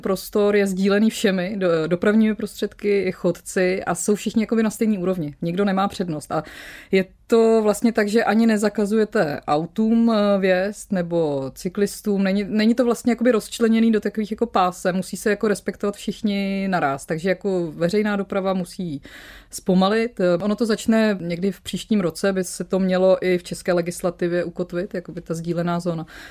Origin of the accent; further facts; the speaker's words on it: Ústí nad Labem, Ústí nad Labem Region, Czechia; moved away as an adult; also born or lived in Pardubice; now in Copenhagen, Denmark; já jsem vlastně ústečák. Když narodila jsem se v Pardubicích, ale asi od tří let žiju v Ústí nad mm Labem, takže vlastně Ústí je moje město, protože tak dětství si vlastně pamatuju jako z Ústí.